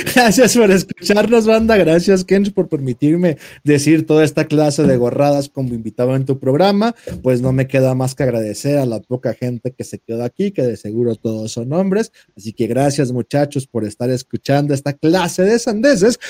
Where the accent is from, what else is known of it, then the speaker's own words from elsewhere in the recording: Mexico; Somos mexicanos.